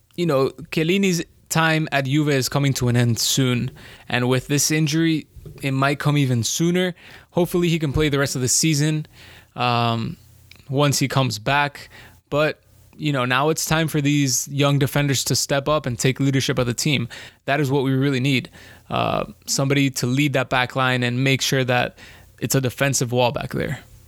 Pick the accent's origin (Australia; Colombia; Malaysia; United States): Colombia; I'm from Colombia